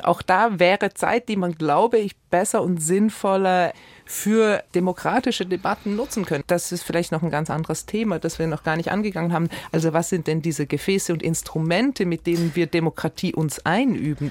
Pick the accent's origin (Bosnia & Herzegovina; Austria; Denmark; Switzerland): Switzerland; ich bin ja als Schweizerin natürlich auch die Vertreterin von direktdemokratischen Strukturen